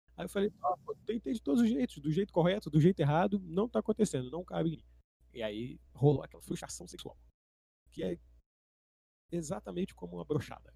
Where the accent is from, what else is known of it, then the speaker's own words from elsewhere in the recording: São Gonçalo, Rio de Janeiro, Brazil; Eu cresci numa casa média em São Gonçalo, num bairrozinho ok